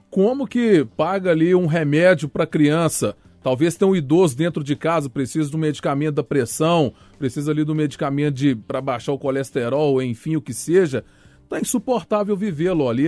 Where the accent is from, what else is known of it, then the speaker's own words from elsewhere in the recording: Minas Gerais, Brazil; Eu sou mineiro